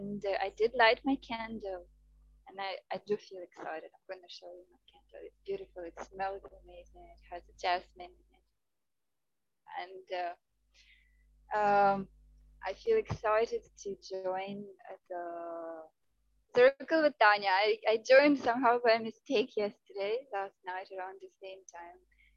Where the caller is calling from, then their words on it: Goa, India; I am calling from India. I am in Goa, in India, where I live now.